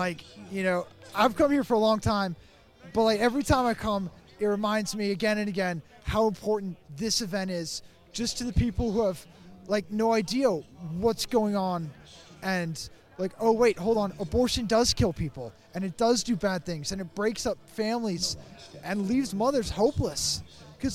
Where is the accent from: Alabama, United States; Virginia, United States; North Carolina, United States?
Virginia, United States; Lexington; Lexington, Virginia.